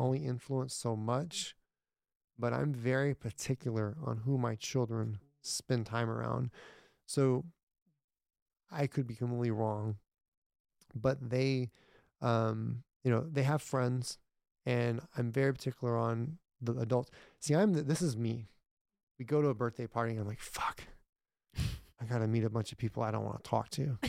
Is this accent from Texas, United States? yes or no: yes; Irving, Texas, United States; my granddad, we grew up in Ir, m, Irving, and they had a farm